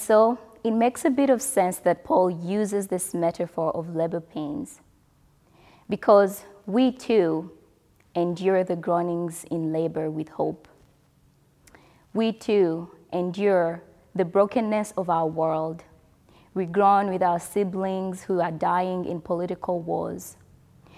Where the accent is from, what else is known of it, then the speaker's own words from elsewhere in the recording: DR Congo; moved away; back home, I mean my home country, DR Congo